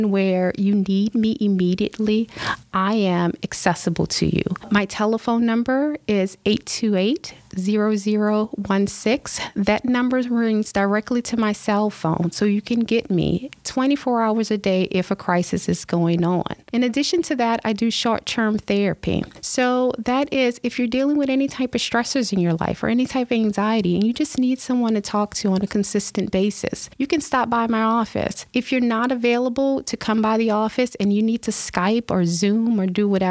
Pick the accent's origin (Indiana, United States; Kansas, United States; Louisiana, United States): Louisiana, United States; New Orleans; also born or lived in Florida; now in Tampa, United States; I'm actually from New Orleans